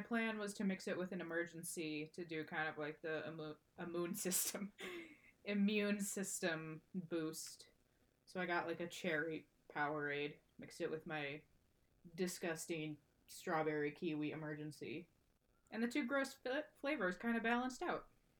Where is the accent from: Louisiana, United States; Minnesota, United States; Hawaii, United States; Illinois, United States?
Minnesota, United States; Twin Cities area; moved away as an adult; now in Ames, United States; we're from Minnesota. We're from around the Twin Cities area. Grew up around there.